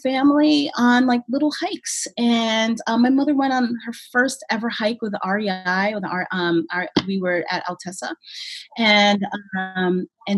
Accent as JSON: {"language": "English", "town": "Brooklyn", "region": "New York", "country": "United States", "tie": "born or raised there", "moved": "as an adult", "lives_now": "Montpelier, United States", "said": "I grew up in Brooklyn"}